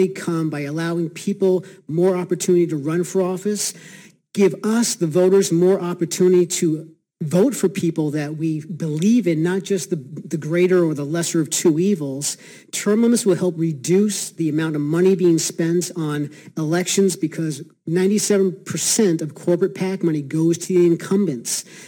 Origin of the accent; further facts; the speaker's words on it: Bridgton, Maine, United States; I'm from Bridgeton, Maine.